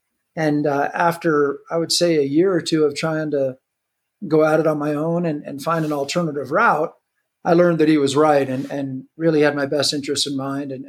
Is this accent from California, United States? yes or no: no; Colorado, United States; born there; I was born here in Colorado, but actually learned how to snowboard at Mount Bachelor in Central Oregon.